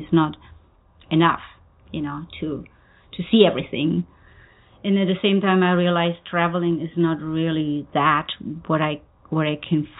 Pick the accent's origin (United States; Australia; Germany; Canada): Germany; English is a second language; So this is not my home. And in the same time, being German, I never really felt quite home even in my own country.